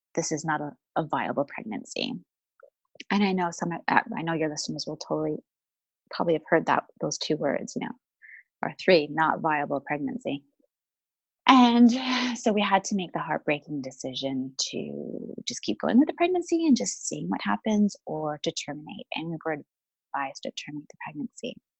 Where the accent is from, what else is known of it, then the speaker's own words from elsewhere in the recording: Vancouver, British Columbia, Canada; moved away as an adult; also born or lived in London, United Kingdom; I'm originally from Vancouver, Canada